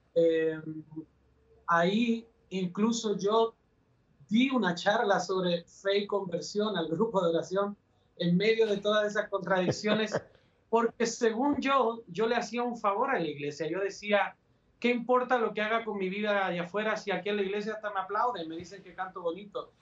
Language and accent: Spanish; Valparaíso, Chile; moved away as an adult; also born or lived in Puebla, Mexico; now in Guadalajara, Mexico; yo soy chileno, nací en Valparaíso, el puerto principal de mi país.